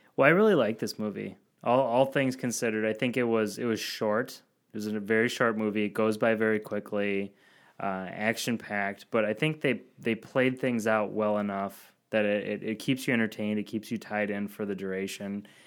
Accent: Verona, Wisconsin, United States; born and raised near Verona, Wisconsin, where the beer is from

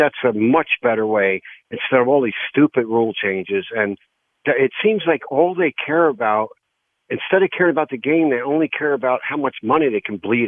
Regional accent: Summit, New Jersey, United States; Well, I grew up in Summit, and there was a lot of nice fields there.

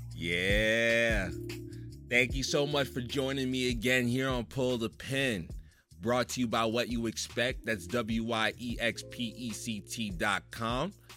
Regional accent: New Jersey, United States; I grew up in Jersey

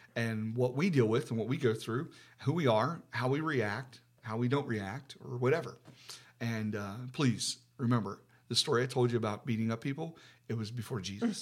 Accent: West Virginia, United States; now in Ohio, United States; I'm from, we're from West Virginia

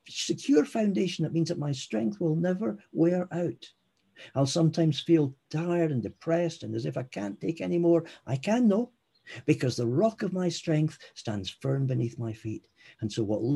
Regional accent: Scotland, United Kingdom; I'm Scottish

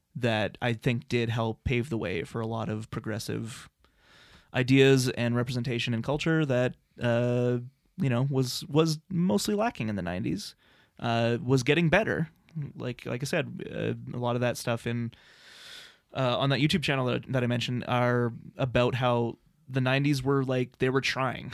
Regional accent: Lethbridge, Alberta, Canada; growing up in Lethbridge, Alberta

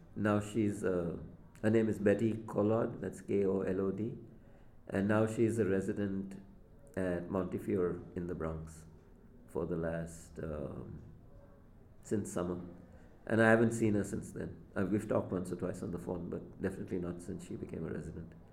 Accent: Mumbai, Maharashtra, India; moved away; I grew up in Bombay

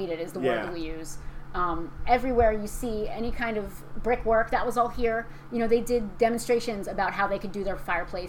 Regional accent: Mays Landing, New Jersey, United States; I grew up in Maze Landing

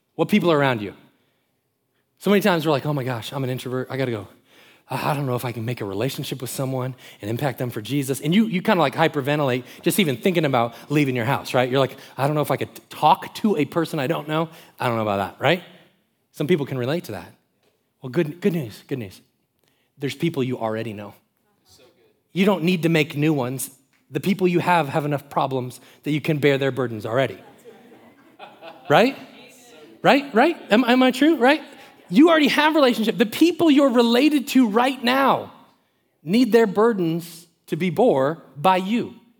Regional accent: Florida, United States; Growing up in Florida, around the water

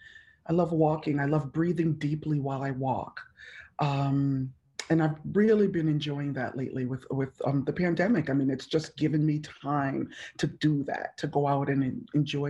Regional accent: Hartford, Connecticut, United States; moved away as an adult; also born or lived in Jamaica / Massachusetts / New York City / upstate New York; now in Atlanta, United States; I am originally from Jamaica. I'm an immigrant to America. I came here at the age of 3. Grew up in Hartford, Connecticut

